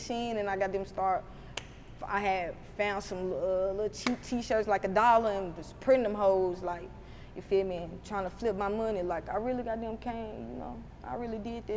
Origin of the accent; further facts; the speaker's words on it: Huntsville, Alabama, United States; accent: Alabama accent; country; I opened up my first storefront in my hometown, Huntsville, in January